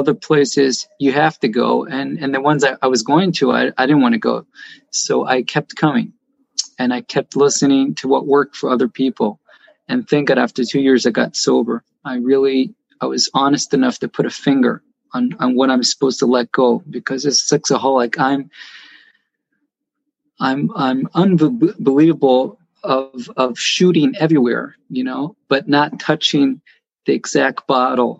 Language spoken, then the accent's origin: English; Jerusalem, Jerusalem District, Israel; now in Beit Shemesh, Israel; I was born and raised in Jerusalem, but after I got married, I lived in Beit Shemesh